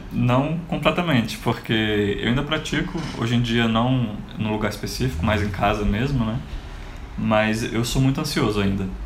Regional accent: Brasília, Federal District, Brazil; como eu sou de Brasília, apesar de ter morado em vários outros cantos, a minha família é toda daqui.

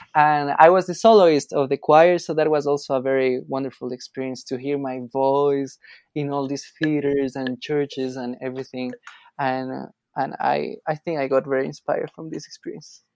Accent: Quito, Pichincha, Ecuador; I'm from Quito, Ecuador, and my mom is Colombian.

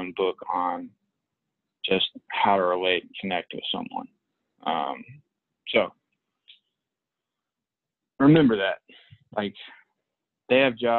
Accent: Palestine; moved away; I grew up in Palestine

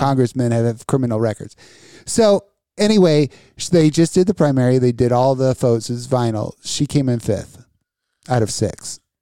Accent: Las Vegas, Nevada, United States; now in Danville, United States; I grew up in Vegas

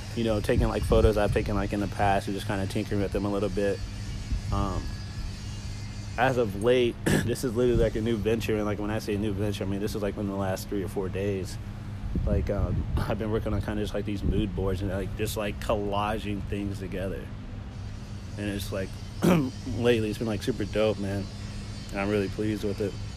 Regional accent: Kansas City, Missouri, United States; I'm from Kansas City, so like Kansas City will always be rooted

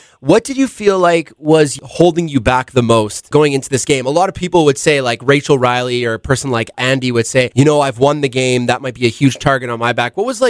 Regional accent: Canada; also born or lived in New York, United States; I'm American, so I was born in New York. Oh. I only moved to Canada when I was when I was younger, but I only became Canadian when I was 16

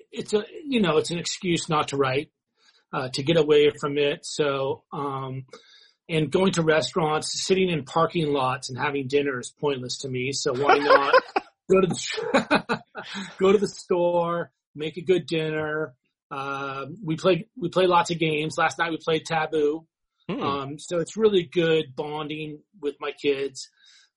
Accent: San Diego, California, United States; I was born down in San Diego

